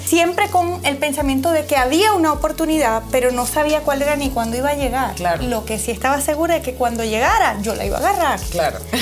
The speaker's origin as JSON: {"language": "Spanish", "country": "Venezuela", "moved": "as an adult", "lives_now": "United States", "said": "Yo vengo de Venezuela. Eh, hace siete años llegué aquí, a este país"}